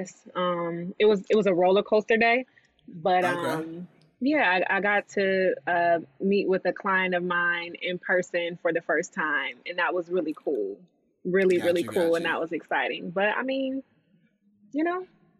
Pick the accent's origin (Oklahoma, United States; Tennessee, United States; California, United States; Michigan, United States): Michigan, United States; Detroit; moved away as an adult; also born or lived in Ann Arbor, Michigan; now in Los Angeles, United States; from Detroit, was actually born in Ann Arbor because my mom was still in school